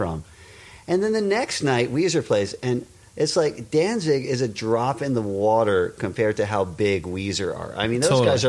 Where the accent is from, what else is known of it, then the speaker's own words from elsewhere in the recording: Westchester, New York, United States; I was from Westchester.